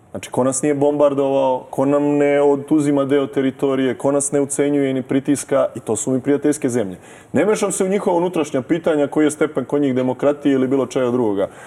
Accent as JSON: {"language": "Croatian", "country": "Serbia", "said": "Mi smo Srbi demokratski narod"}